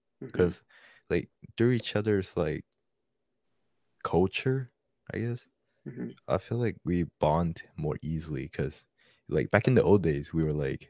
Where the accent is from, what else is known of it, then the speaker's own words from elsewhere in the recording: South Korea; also born or lived in East Coast, United States; now in United States; I'm Korean. I'm from South Korea. I'm in the US